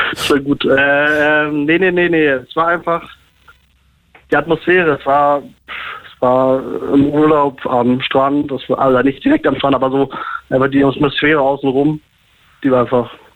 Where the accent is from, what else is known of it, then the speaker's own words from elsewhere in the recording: Berlin, Germany; moved away as an adult; now in Göttingen, Germany; ich bin Berliner mhm. und groß geworden in äh, Charlottenburg.